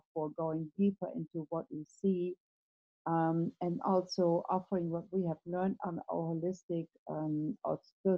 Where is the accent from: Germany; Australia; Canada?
Germany; I was born in Germany in the 50s, and that was probably not the best time to grow up in a country like Germany.